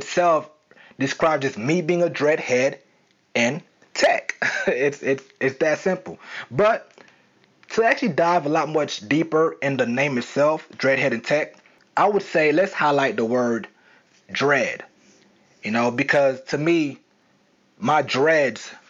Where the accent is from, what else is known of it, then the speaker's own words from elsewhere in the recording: the South, United States; accent: southern; I was trying to hide my southern accent.